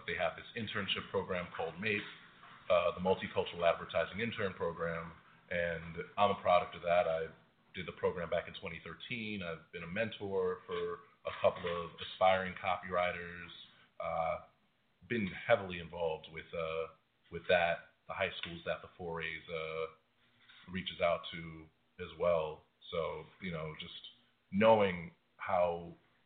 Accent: New York City, New York, United States; I'm from New York. I'm involved with the two advertising high schools, with college kids, you know, in the local area. You know, I am a local product

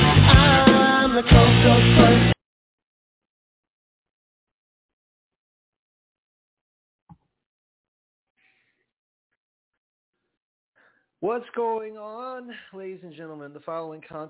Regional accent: New York City, New York, United States; I was born and raised in Brooklyn, New York, grew up playing sports.

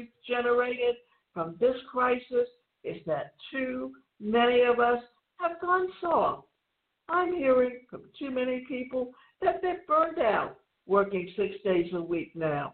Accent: southwestern Ontario, Canada; southwestern Ontario, where I grew up

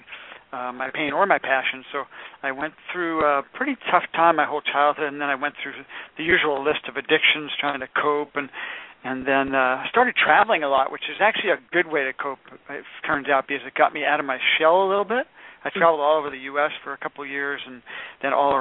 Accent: San Francisco, California, United States; I am from San Francisco

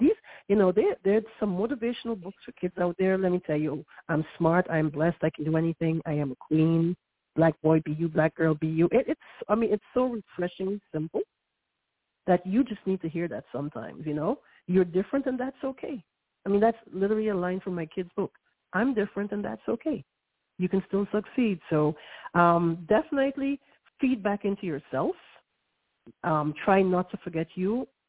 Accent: New York, United States; don't judge me, I'm a New Yorker

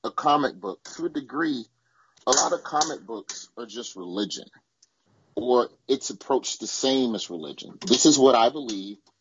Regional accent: Alabama, United States; born or raised there

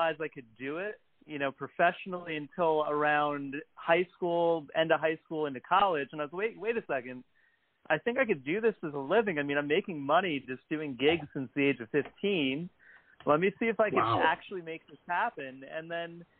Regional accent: New Jersey, United States; now in New York City, United States; I live in the West Village, but I grew up in Jersey, not too far from New York.

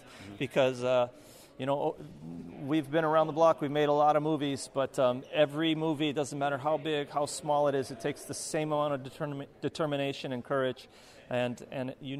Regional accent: Hawaii, United States; moved away as an adult; also born or lived in Northern California; I'm from Hawaii, but I lived in Northern California for many years.

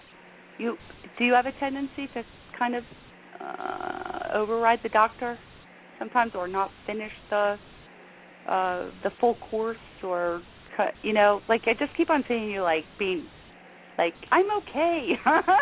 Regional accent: New Jersey, United States; now in Richmond, United States; I'm from New Jersey originally

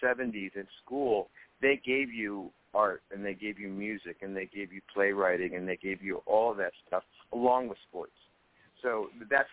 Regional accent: Los Angeles, California, United States; I grew up in Hollywood

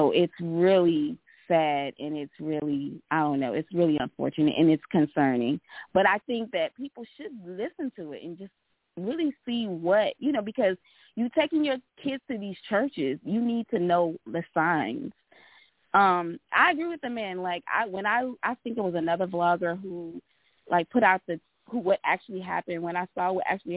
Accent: the South, United States; I'm from the South

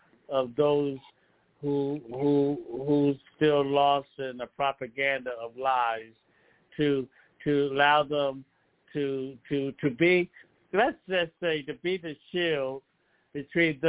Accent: Philadelphia, Pennsylvania, United States; now in Lancaster, United States; I come from Philadelphia, PA.

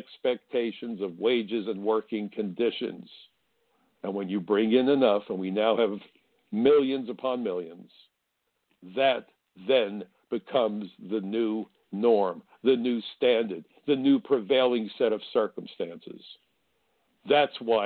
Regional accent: New York City, New York, United States; I come from Brooklyn, where schoolyard fistfights were not uncommon

